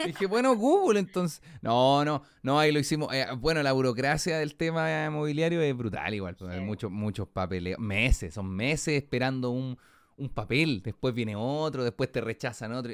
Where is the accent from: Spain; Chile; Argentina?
Chile; Puente Alto, Santiago Metropolitan Region; Yo soy de Puente